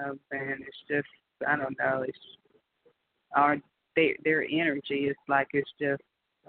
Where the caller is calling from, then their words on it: Georgia, United States; I'm calling from Georgia.